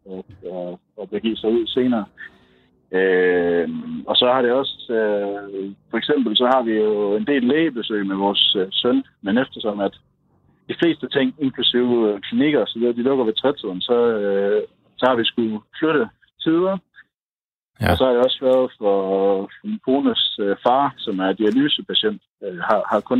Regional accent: Støvring, North Denmark Region, Denmark; moved away as an adult; also born or lived in Aarhus; now in Santiago, Chile; jeg kommer fra Støvring, men, øh, men øh, studerede i, i Aarhus, og der, øh, der mødte jeg så en, øh, en chilensk pige, som øh, blev forelsket i, og så øh, gik det, som det gik, at jeg tog til Chile for at bo med hende

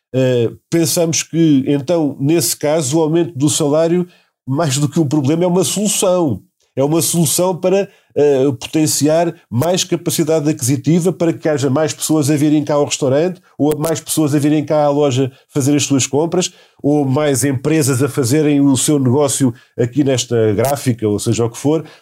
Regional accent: Setúbal, Portugal; no distrito de Setúbal, de onde eu, de onde eu venho

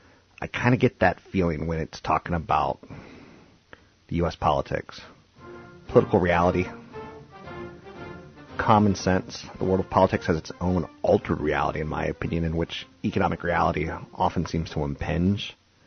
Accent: East Coast, United States; I came from the East Coast where some states still, people smoke a lot.

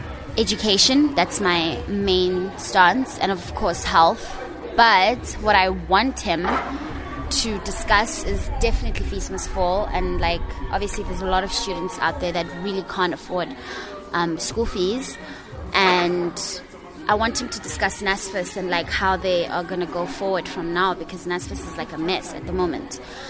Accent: Pretoria, Gauteng, South Africa; I'm from Pretoria.

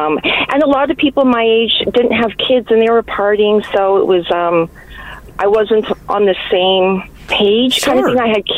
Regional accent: Canada; I'm Canadian, and when I came home, I had to wait a year. I had to live in Canada for a year

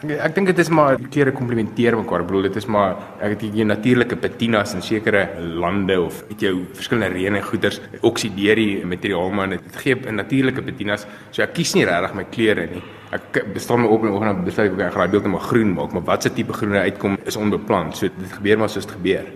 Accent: Pretoria, Gauteng, South Africa; gebore in Pretoria en ek is nog al die jare hierso

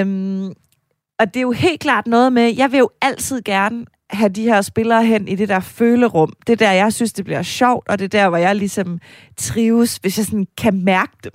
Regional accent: Denmark; Jeg var også fra Jylland

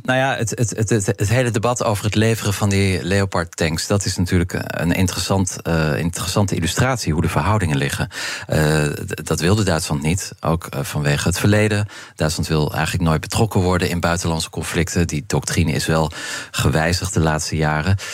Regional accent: Netherlands; als Europeanen, als Nederlanders

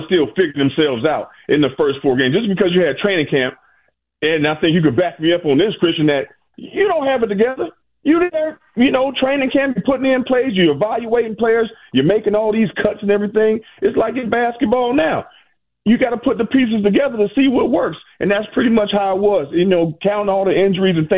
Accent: Aliquippa, Pennsylvania, United States; moved away as an adult; also born or lived in Michigan; I come from Aliquippa, Pennsylvania, cold as hell

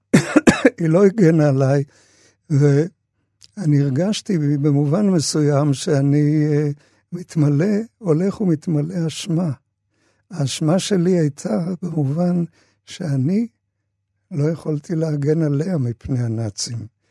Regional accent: Tel Aviv, Tel Aviv District, Israel; also born or lived in Austria; אנחנו, שהגענו לארץ אחרי uh, המעברות, שלחו אותנו לשכונת שפירא, וגרנו שם

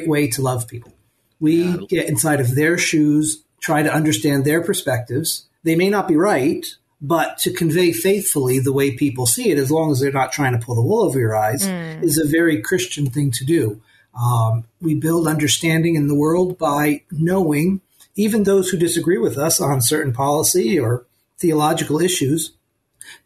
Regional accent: United States; now in Egypt; me as an American

